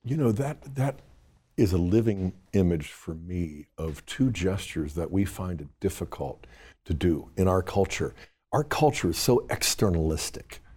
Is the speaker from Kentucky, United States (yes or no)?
no; Pittsburgh, Pennsylvania, United States; growing up in Pittsburgh